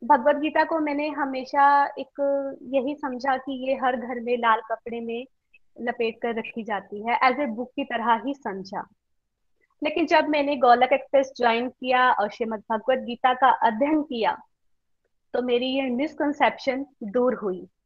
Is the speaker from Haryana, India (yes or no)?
yes; Karnal, Haryana, India; मैं करनाल से बिलोंग करती हूँ